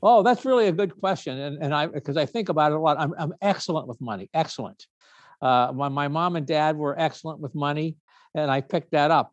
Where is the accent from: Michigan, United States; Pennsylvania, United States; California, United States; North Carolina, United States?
Pennsylvania, United States; Pittsburgh; also born or lived in New York City; now in Los Angeles, United States; I was raised in Pittsburgh